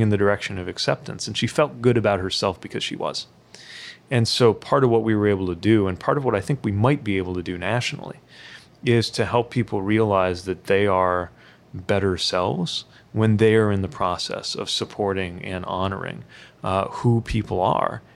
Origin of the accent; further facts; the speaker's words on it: South Bend, Indiana, United States; I'm a proud son of South Bend, Indiana